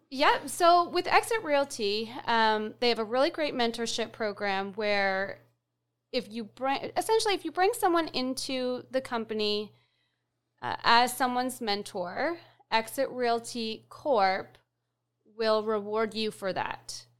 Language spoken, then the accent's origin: English; Fredericton, New Brunswick, Canada; I'm from Fredericton